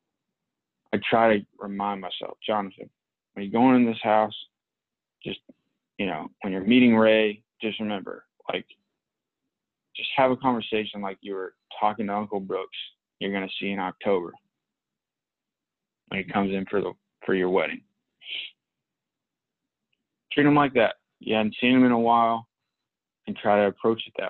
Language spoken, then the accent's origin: English; Palestine; moved away; I grew up in Palestine